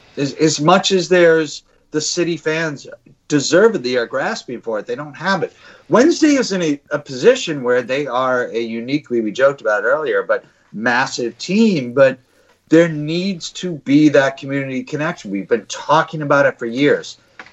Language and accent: English; Boston, Massachusetts, United States; I grew up in Boston. I grew up a Red Sox, a Patriots, a Celtics, and a Bruins fan, right?